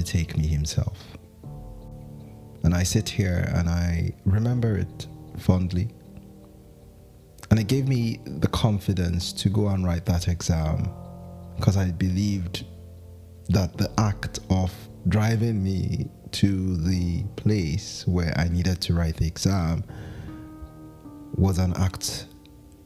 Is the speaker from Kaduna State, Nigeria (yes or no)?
yes; Zaria, Kaduna State, Nigeria; I grew up in Zaria